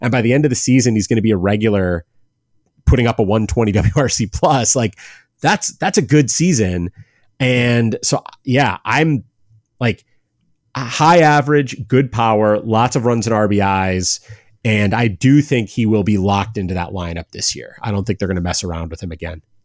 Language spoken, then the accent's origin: English; Cleveland, Ohio, United States; I'm from Cleveland, I'm a Guardians fan